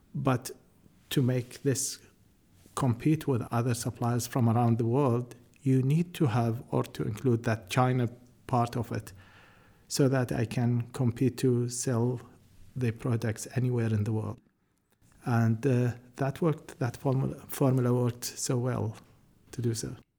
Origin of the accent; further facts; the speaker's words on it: New Zealand; as a New Zealander